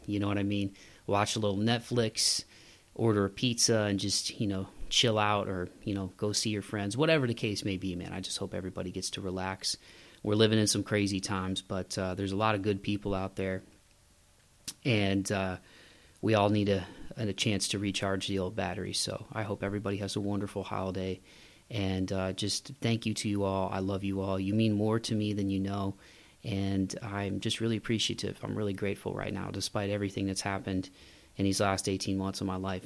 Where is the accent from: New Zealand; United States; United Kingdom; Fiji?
United States; Midwest; I'm from the Midwest, so we put, we put, we put Y's before